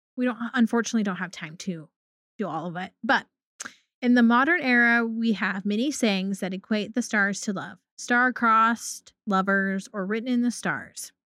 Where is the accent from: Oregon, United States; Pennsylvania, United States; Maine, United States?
Oregon, United States; Pacific Northwest; I grew up in the Pacific Northwest